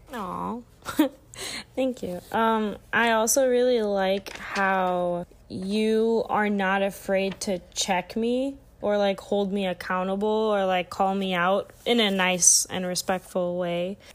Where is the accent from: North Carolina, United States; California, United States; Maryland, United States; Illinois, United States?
Illinois, United States; I'm from the Midwest, like, flat lands, like, we don't, we barely even have hills in Illinois.